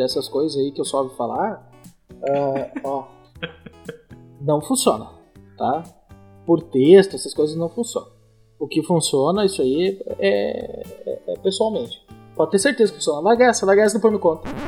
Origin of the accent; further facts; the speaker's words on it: interior of Rio Grande do Sul, Brazil; na minha cidade, interior aqui do Rio Grande do Sul